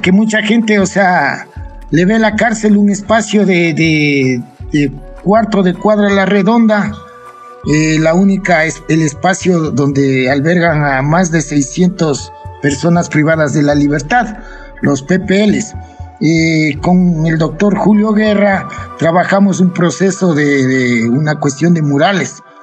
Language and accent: Spanish; Ibarra, Imbabura, Ecuador; also born or lived in Quito